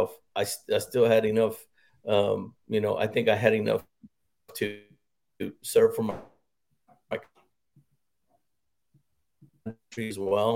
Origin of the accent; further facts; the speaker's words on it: Harlingen, Texas, United States; moved away as an adult; also born or lived in Bamberg, Germany / Fort Hood, Texas; I grew up in South Texas, born and raised in Harlingen, Texas. Was there until I was 19